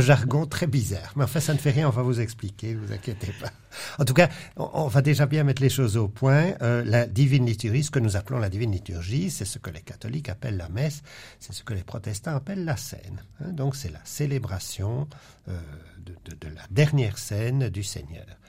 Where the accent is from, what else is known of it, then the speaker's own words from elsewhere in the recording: Belgium; also born or lived in Louvain-la-Neuve; dans notre pays